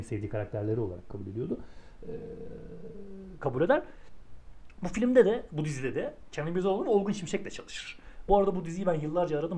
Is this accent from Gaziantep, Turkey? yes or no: no; Ankara, Turkey; biraz Ankara'nın varoş bölgesinde büyüdüm ben.